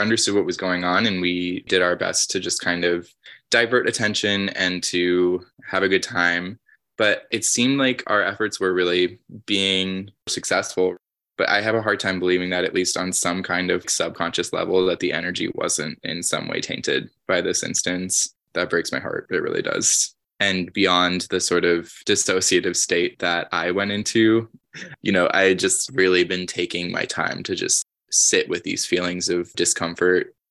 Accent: New York City, New York, United States; growing up in New York City

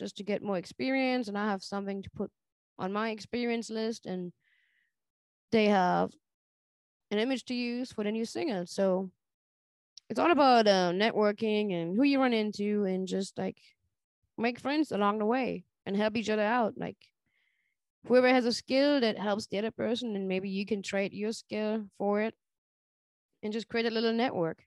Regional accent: Germany; now in Charlotte, United States; growing up in Germany

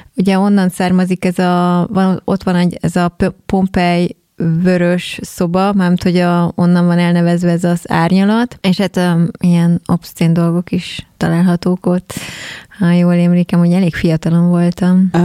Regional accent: Keszthely, Zala, Hungary; mi is keszthelyiek vagyunk

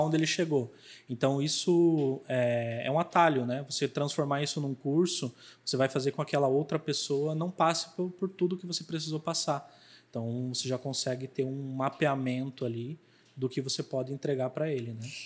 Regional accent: Chapecó, Santa Catarina, Brazil; eu venho da cidade de Chapecó, né? Eu sou lá do sul.

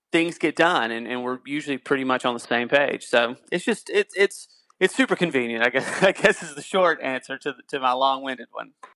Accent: North Carolina, United States; moved away; I'm originally from North Carolina

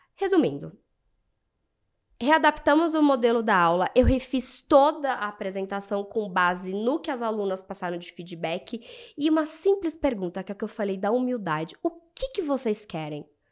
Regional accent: Brazil; somos brasileiras, somos latinos

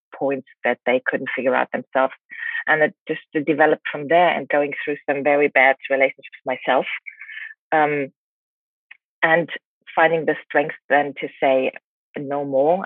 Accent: Germany; moved away as an adult; also born or lived in England; now in China; I, grew up in Germany

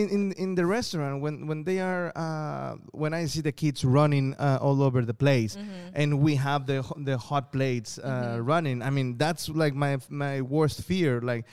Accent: South China, China; So, I'm from South China. Okay, so I got many cousins and brothers and sisters.

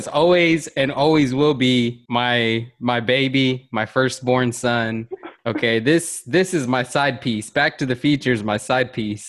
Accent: Lockhart, Texas, United States; since I am from there, and you grow up with and you have the family and you grow up with the people that and everyone knows everyone and you're all interconnected

